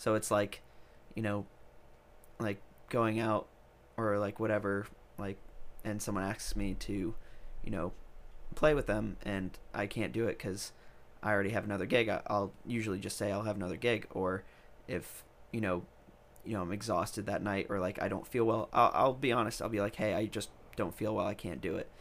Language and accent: English; New York, United States; now in Nashville, United States; I'm from New York